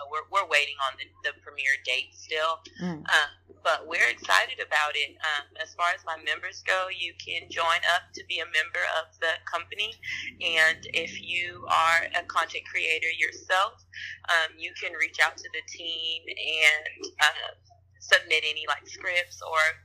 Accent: Houston, Texas, United States; moved away as an adult; now in Atlanta, United States; I am from Houston, Texas.

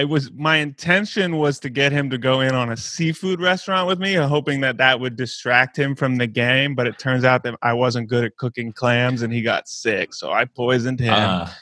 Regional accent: Zanesville, Ohio, United States; Zanesville, Ohio, my hometown.

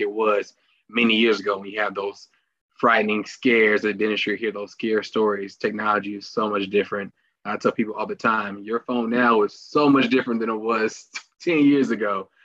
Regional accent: Indianapolis, Indiana, United States; I'm from Indianapolis, Indiana, born and raised

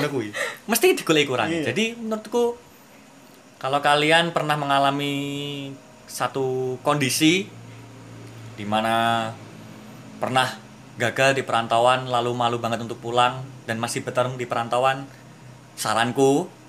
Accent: Madiun, East Java, Indonesia; sebagai orang yang dari kecil sampai sekolah di Madiun di kota sendiri

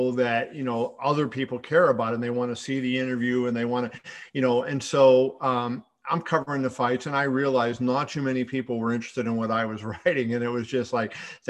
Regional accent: Pittsburgh, Pennsylvania, United States; I grew up in Pittsburgh

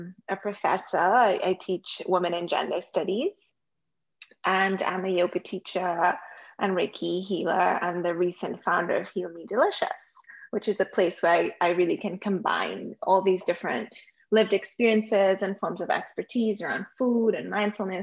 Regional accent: Trinidad & Tobago; now in Toronto, Canada; I was born and live currently in Toronto, Canada, but I grew up in Trinidad and Tobago, which I still call my home.

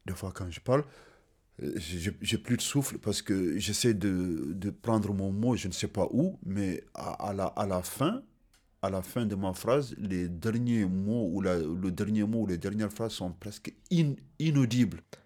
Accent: Kaédi, Mauritania; French is a second language; also born or lived in Senegal; je suis né le six douze dix-neuf cent soixante-dix en Mauritanie et précisément dans ma localité qui s'appelle Ka-, Ka-, Ka-, Ka-, Ka-Eddy

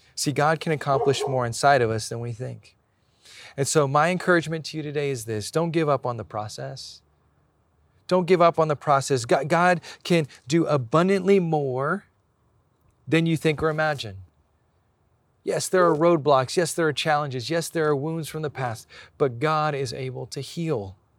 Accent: Hawaii, United States; now in San Diego, United States; I was born in Hawaii, but I live here in San Diego.

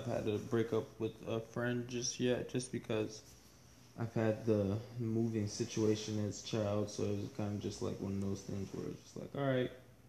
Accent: United States; moved away; There's a lot of people I grew up with in Washington

